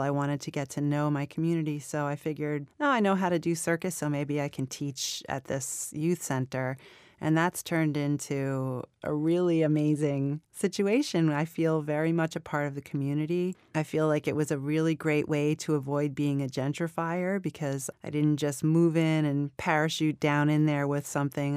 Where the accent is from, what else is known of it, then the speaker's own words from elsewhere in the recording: New York City, New York, United States; I was born in Flushing, New York. I was raised in Queens, and when I was in middle school, my family bought a crazy Catskills resort. And we moved upstate